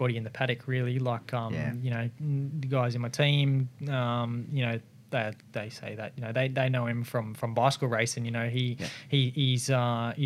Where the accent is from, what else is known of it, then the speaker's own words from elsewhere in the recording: Brisbane, Queensland, Australia; being a Queenslander and based in sort of Brisbane